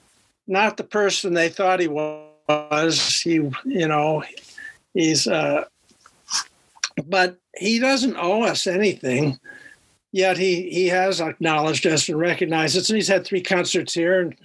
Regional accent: United States; also born or lived in Cleveland, Ohio / New Jersey; now in Duluth, United States; I'm not from Duluth originally. I grew up in Cleveland and New Jersey

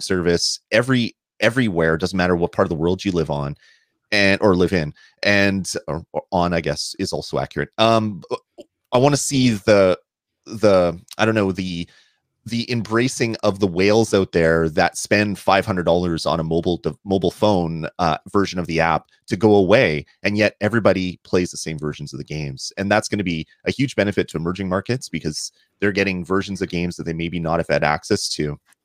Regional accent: Canada; I'm Canadian

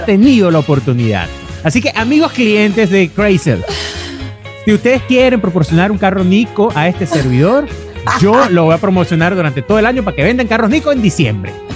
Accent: Venezuela; moved away; somos venezolanos

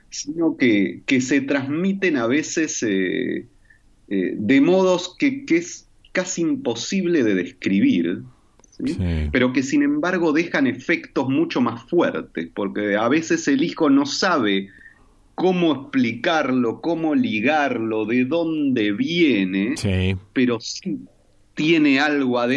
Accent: Israel; moved away; also born or lived in Argentina; que nosotros habíamos hecho una experiencia en los kibutzim israelíes antes de la dictadura, donde yo me crié, nací en Argentina, pero nos fuimos ahí.

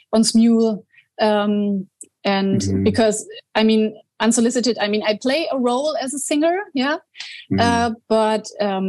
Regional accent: Bavaria, Germany; English is a second language; moved away; I was born in Bavaria, and so I was always close to the mountains

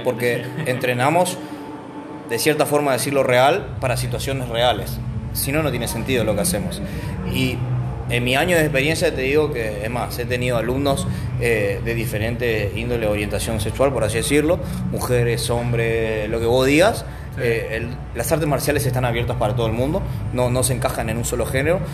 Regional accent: Argentina; moved away as an adult; now in Paraguay; soy argentino, nací ahí, estuve mucho tiempo y vine

